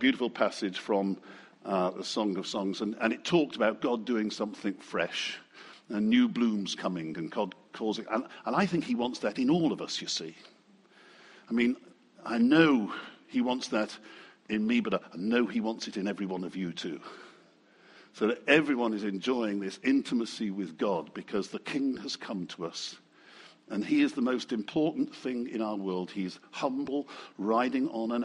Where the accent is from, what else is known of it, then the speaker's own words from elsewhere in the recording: United Kingdom; I still think we're very British.